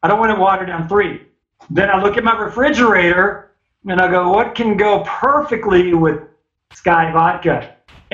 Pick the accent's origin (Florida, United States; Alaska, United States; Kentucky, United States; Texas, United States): Kentucky, United States; Owensboro; I grew up in Owensboro, Kentucky